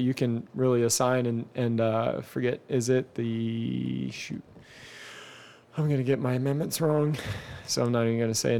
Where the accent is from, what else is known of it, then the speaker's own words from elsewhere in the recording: Canada; also born or lived in United States; But for me, I'm like, I'm Canadian and American. And I'm always like, can I be president?